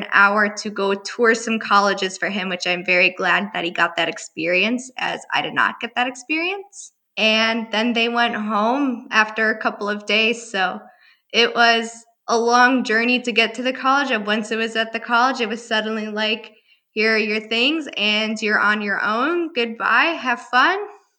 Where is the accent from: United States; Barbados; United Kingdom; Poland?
United States; Milwaukee, Wisconsin; also born or lived in Bulgaria / New Haven, Connecticut; I'm born in Bulgaria, but raised in Milwaukee. And so I come from a family of half Bulgarian, half Turkish parents, both of them. And I identify myself as first gen, being an immigrant